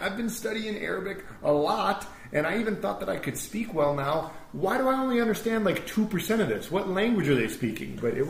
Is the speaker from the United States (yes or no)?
yes; United States; me as an American